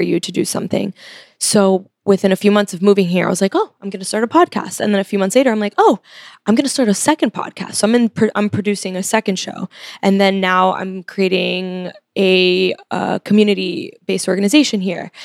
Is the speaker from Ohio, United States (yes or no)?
no; Miami, Florida, United States; now in New York, United States; I was born here and then I moved when I was five, so I was raised in Miami.